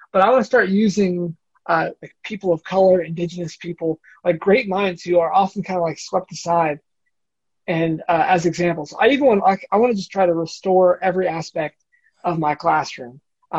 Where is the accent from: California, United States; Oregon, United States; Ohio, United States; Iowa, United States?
Ohio, United States; Bowling Green; So I mentioned I came from Bowling Green, there's a church there.